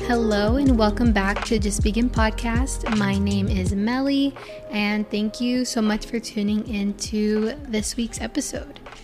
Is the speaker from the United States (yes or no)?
yes; Florida, United States; I'm from Florida